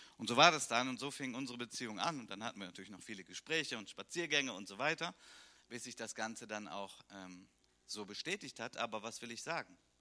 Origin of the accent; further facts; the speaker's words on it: Germany; bei uns in Deutschland